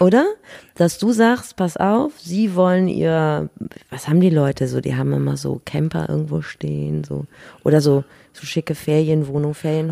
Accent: Northern Germany, Germany; wir als Norddeutsche

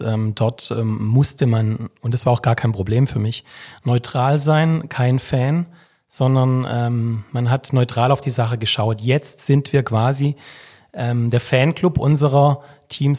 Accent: Vaihingen an der Enz, Baden-Württemberg, Germany; Also ich bin aufgewachsen im wunderschönen Feingen an der Enz

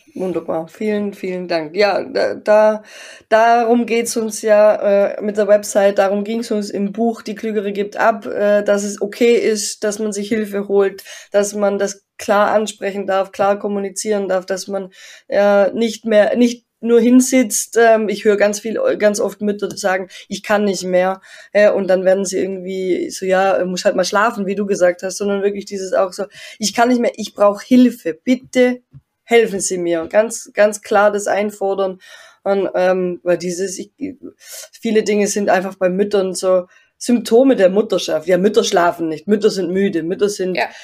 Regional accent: Tyrol, Austria; bei uns in Tirol

